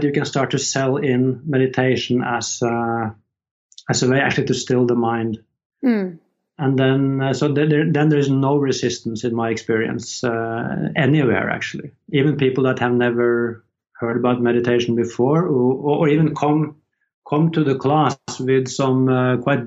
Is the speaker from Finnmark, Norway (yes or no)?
no; Horten, Vestfold, Norway; moved away as an adult; I just moved back to my hometown, Horten, with my wife